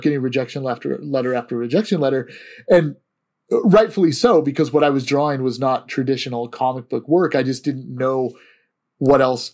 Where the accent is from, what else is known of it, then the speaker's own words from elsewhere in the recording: Antioch, California, United States; also born or lived in Walnut Creek, California; I grew up in Antioch, but I actually went to high school in Walnut Creek, California at Los Lomas